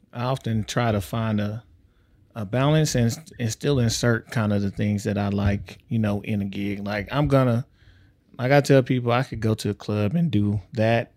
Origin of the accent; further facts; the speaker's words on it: East Texas, United States; moved away as an adult; also born or lived in Ohio; I'm from East Texas. Like, I was right between Dallas and right between Louisiana